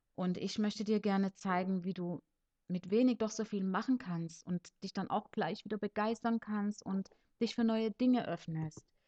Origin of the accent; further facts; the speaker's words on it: Leipzig, Saxony, Germany; also born or lived in Cuba; now in Konstanz, Germany; geboren und aufgewachsen bin ich in Leipzig in Sachsen